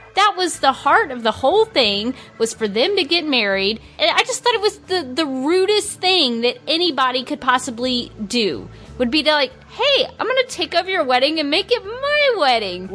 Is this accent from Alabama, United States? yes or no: yes; Birmingham, Alabama, United States; when I grew up in Birmingham, Alabama, we had Piggly Wiggly.